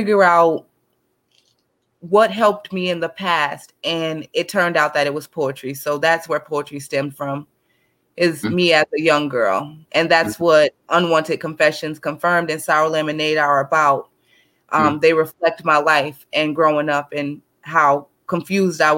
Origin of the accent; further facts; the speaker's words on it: St. Paul, Minnesota, United States; I'm from St. Paul, Minnesota